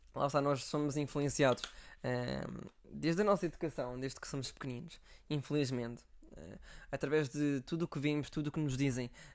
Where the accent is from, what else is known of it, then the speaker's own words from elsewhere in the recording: Algarve, Portugal; moved away; eu sou do Algarve